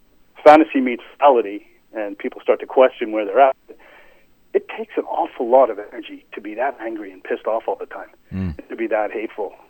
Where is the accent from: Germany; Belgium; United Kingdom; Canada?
United Kingdom; England; moved away; I was born in England